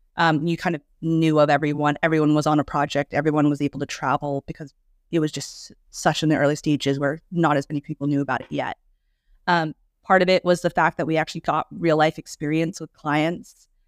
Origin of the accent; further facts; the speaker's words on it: New York, United States; also born or lived in China / San Diego; I'm actually from New York, and that's where I'm currently based.